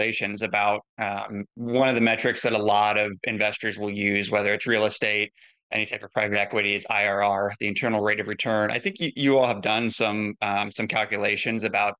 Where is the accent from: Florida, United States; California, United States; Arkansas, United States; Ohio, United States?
Ohio, United States; now in Oregon, United States; I grew up in Ohio. I live in the West Coast now. I live in Oregon.